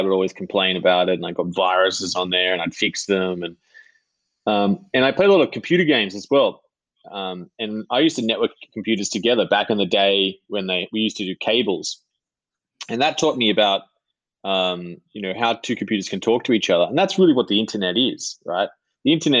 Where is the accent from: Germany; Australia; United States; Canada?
Australia; Sydney, New South Wales; I grew up in a little house in Tarramurra, which is in the north shore of Sydney